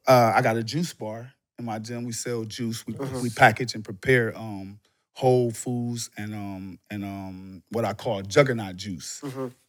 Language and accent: English; Florida, United States; for me is Florida. In. I'm from Florida.